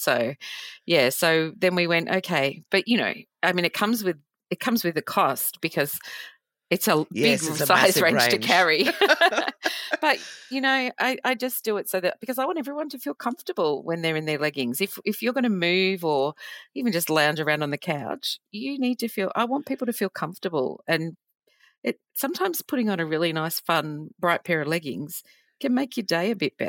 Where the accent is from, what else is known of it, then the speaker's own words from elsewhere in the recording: New South Wales, Australia; born there; also born or lived in Portsea; So I grew up, I was born in New South Wales, but my dad's an army. I'm an army child.